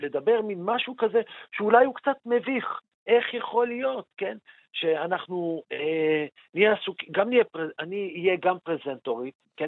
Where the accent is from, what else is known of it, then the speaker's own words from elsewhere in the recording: Jerusalem, Jerusalem District, Israel; אני כירושלמי